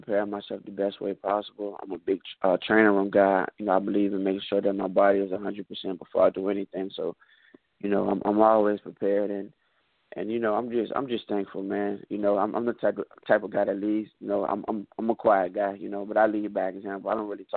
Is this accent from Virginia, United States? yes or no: yes; Richmond, Virginia, United States; right now I'm home in Richmond, Virginia, training right now